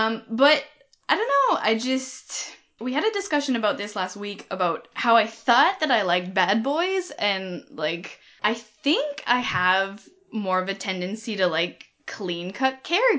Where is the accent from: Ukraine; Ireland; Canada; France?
Canada